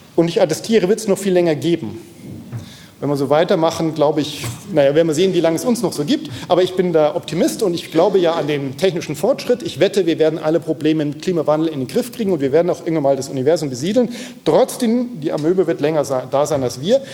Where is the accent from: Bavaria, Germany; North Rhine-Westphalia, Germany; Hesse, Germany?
North Rhine-Westphalia, Germany; Aachen; ich komme aus der Nähe, also Aachen, ja, in weiterem Sinne Nähe von, vom, vom Neandertal